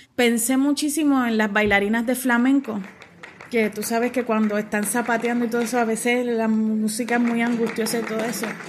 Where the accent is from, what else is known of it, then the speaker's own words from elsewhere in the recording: Mayagüez, Puerto Rico; nací en Mayagüez y vivo actualmente y trabajo aquí en el pueblo de Mayagüez